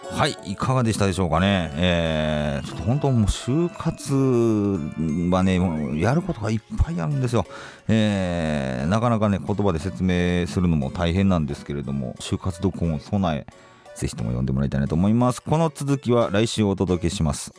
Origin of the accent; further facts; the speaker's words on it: Kansai, Osaka, Japan; now in Tokyo, Japan; 僕そのまあ、大阪が関西出身なんですけど